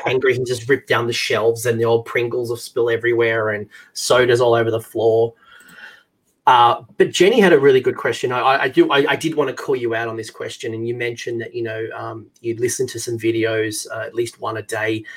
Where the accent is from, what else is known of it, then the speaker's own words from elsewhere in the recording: Australia; As an Australian